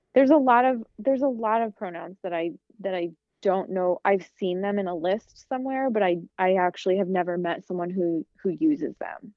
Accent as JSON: {"language": "English", "region": "Midwest", "country": "United States", "tie": "born or raised there", "said": "you have to act a certain way, especially because I'm from the Midwest."}